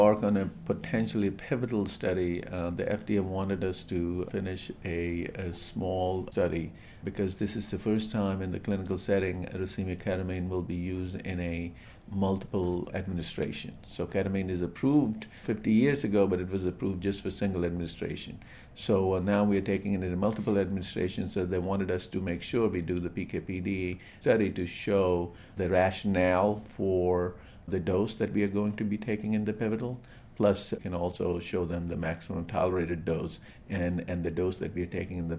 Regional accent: Kolkata, West Bengal, India; I grew up in India, and we lived very nearby where St. Mother Teresa lived.

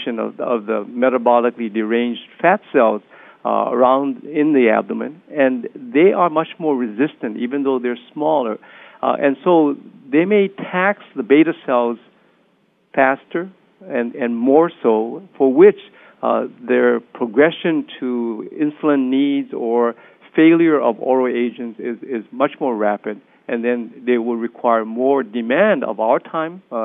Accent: United States; I'm Japanese American. I'm third generation.

